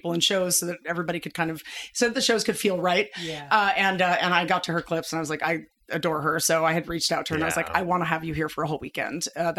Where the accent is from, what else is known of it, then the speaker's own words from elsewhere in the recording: New York City, New York, United States; now in Idaho, United States; my mom still lives in the same apartment I grew up in on the Lower East Side in Manhattan.